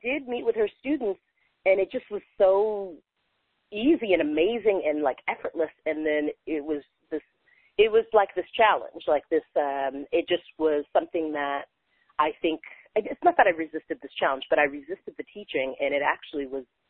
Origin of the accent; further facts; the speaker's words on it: San Francisco Bay Area, California, United States; also born or lived in London / Berlin; now in California, United States; I grew up in San Francisco Bay Area